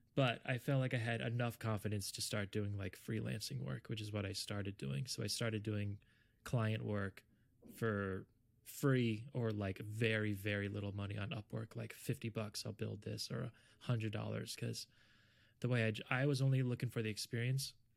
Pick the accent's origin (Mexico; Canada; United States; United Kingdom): United States; South Florida; I'm originally from South Florida.